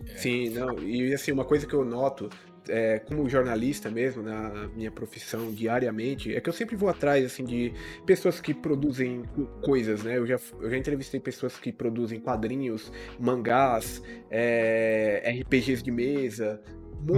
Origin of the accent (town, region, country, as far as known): Brazil